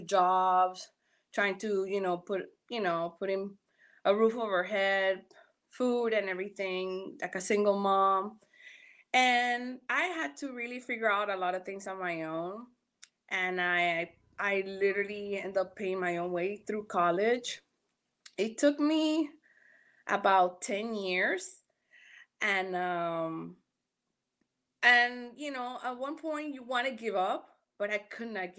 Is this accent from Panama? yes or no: yes; Panama; also born or lived in Miami, United States; now in Los Angeles, United States; I'm Panameña, me crié, you know, I was born and raised over there.